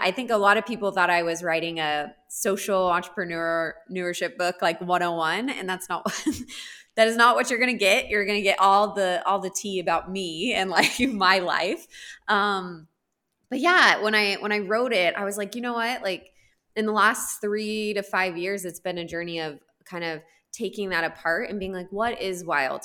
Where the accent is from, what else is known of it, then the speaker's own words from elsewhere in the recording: Texas, United States; moved away as an adult; now in Kenya; I grew up in Texas